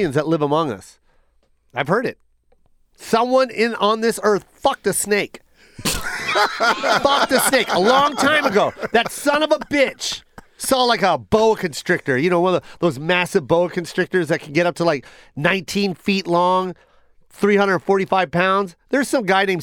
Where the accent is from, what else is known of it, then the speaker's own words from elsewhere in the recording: Las Vegas, Nevada, United States; I'm from Vegas and I worked at the Mirage